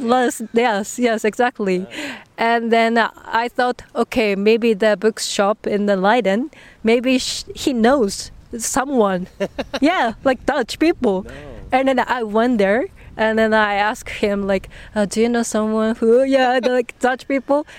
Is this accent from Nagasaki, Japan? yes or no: yes; Nagasaki, Japan; English is a second language; moved away as an adult; now in The Hague, Netherlands; I came from Nagasaki in Japan.